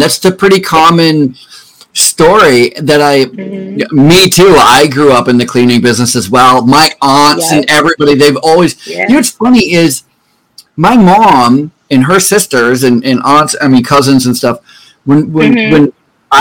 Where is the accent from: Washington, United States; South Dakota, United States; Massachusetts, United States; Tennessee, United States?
Massachusetts, United States; Mansfield; moved away; also born or lived in Vermont; I grew up in Mansfield